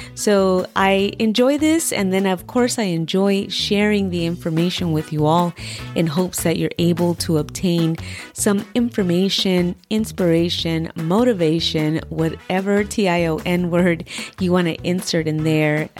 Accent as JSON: {"language": "English", "region": "Southern California", "country": "United States", "tie": "born or raised there", "moved": "as an adult", "lives_now": "Virginia, United States", "said": "I'm born and raised in Southern California"}